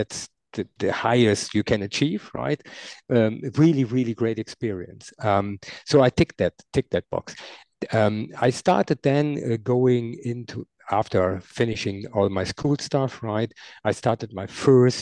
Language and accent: English; near Düren, North Rhine-Westphalia, Germany; I grew up in Nidau. That's a small, very, very small village close to Düren, where I'm living now